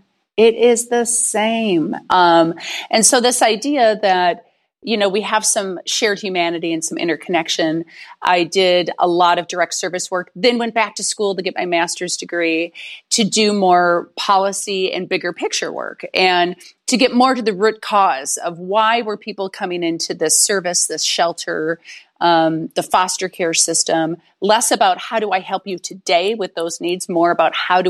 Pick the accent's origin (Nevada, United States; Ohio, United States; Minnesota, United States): Minnesota, United States; St. Paul; I'm actually originally from St. Paul, Minnesota, and Duluth is 2 hours north of St. Paul, Minneapolis.